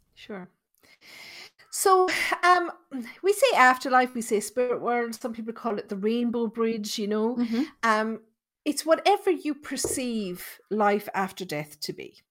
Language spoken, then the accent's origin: English; Thurles, Munster, Ireland; I'm from Tipperary, and the town where I grew up, it's called Thurles.